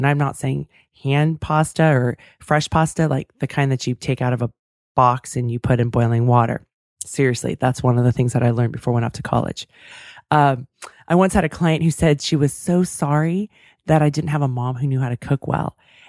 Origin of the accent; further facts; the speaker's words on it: Davis, California, United States; That's my hometown.